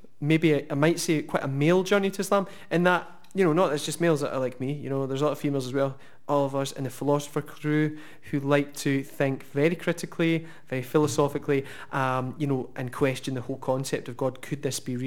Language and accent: English; Oban, Scotland, United Kingdom; moved away as an adult; now in Glasgow, United Kingdom; by the time I was about 18, I moved to Glasgow from Oban